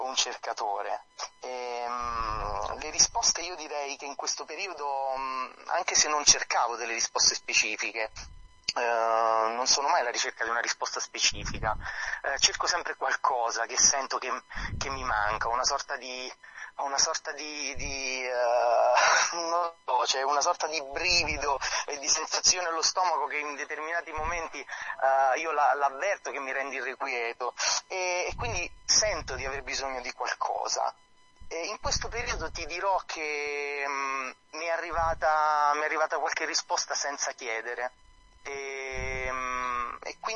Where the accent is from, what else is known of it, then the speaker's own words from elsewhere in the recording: Campania, Italy; Non sono di Salerno città, però Salerno l'amo. Sono a 10 km, quindi in 10 minuti sono lì